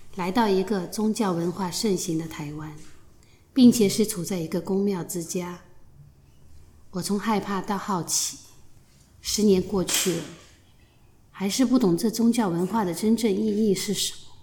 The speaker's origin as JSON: {"language": "Chinese", "region": "Shanghai", "country": "China", "moved": "as an adult", "lives_now": "Taiwan", "said": "我来自上海，出生在一个不知神为何物的年代"}